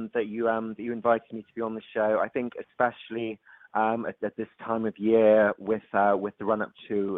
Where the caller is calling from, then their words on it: London, United Kingdom; So I'm calling from London.